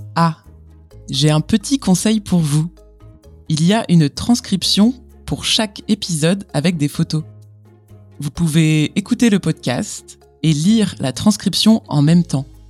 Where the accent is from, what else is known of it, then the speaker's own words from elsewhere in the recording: France; je suis française